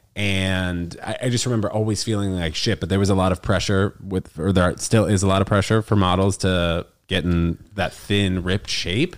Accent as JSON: {"language": "English", "region": "New York", "country": "United States", "tie": "born or raised there", "also_born_or_lived": "New Jersey / Connecticut", "said": "I moved to New York when I was six weeks old"}